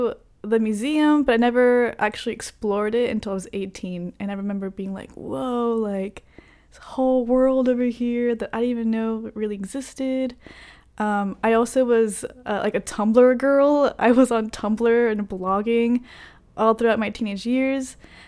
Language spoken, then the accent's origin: English; Carrollton, Texas, United States; Yep, I was raised in Carrollton.